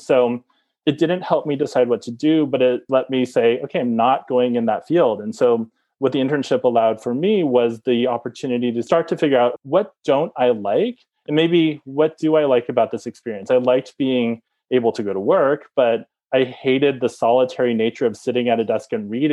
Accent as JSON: {"language": "English", "area": "Bay Area", "region": "California", "country": "United States", "tie": "born or raised there", "also_born_or_lived": "Connecticut", "moved": "as an adult", "said": "I grew up in the Bay Area."}